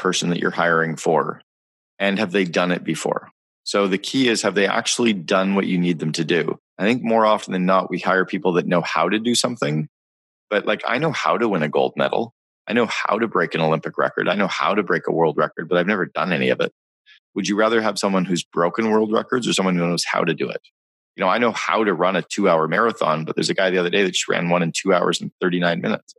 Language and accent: English; Northern Ontario, Canada; I grew up in Northern Ontario in Canada